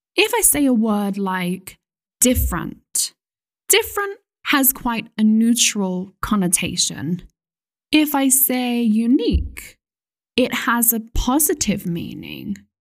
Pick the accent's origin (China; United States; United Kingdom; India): United Kingdom; as a British person